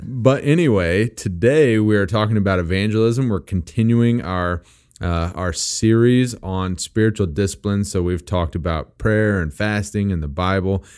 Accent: Missouri, United States; I am from Missouri and I don't always even pronounce English words properly

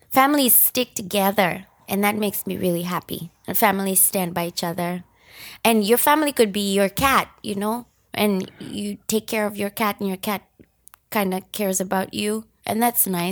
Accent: Nairobi, Kenya; moved away as an adult; also born or lived in Japan; now in United States; I grew up in Nairobi, Kenya, and as a result, I am Kenyan.

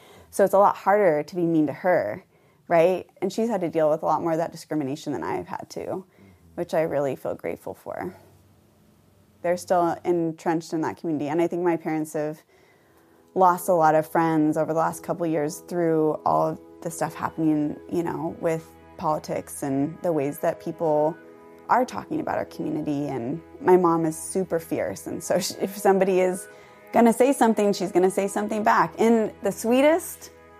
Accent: Conway, Washington, United States; I grew up in Mount Vernon. It's about an hour from Seattle and an hour from the Canadian border. I guess it depends on how you define small town. I actually grew up in Conway, which is a small town.

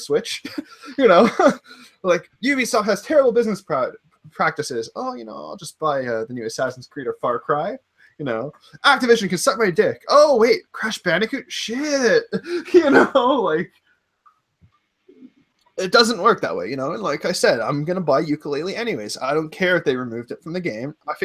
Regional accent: Canada; I'm Canadian

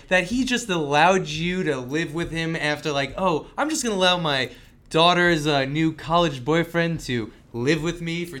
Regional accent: Long Island, New York, United States; I'm from Long Island

